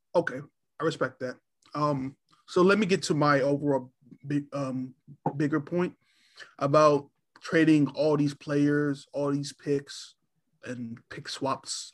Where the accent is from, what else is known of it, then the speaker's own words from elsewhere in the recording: Virginia, United States; I'm originally from Virginia